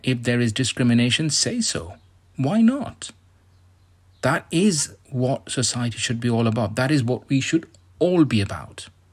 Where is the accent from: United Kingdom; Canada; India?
India; moved away; I come from India